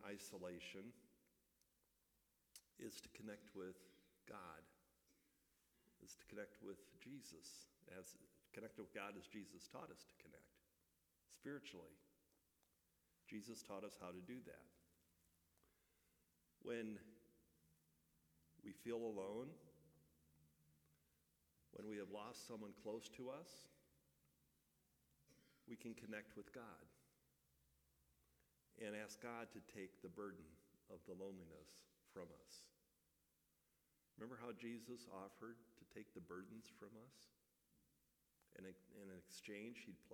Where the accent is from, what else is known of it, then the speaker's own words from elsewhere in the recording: Midwest, United States; moved away; growing up in the Midwest